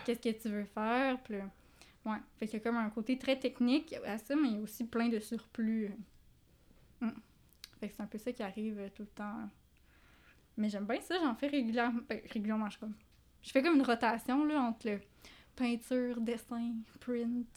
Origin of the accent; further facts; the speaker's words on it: regions of Quebec, Canada; now in Montreal, Canada; je viens pas de Montréal